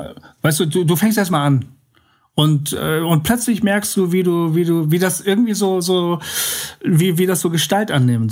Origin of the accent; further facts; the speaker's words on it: Bremen, Germany; moved away; das ist meine Heimat, da komme ich her